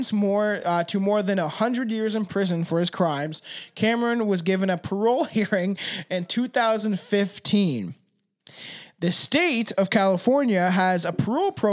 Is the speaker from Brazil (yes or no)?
no; Canada; we're Canadian